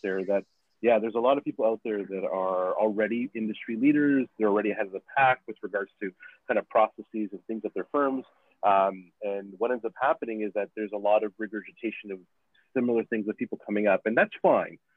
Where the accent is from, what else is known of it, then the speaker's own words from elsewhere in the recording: Nicaragua; now in Canada; I, I come from Nicaragua. Like I, I'm I'm an immigrant to this country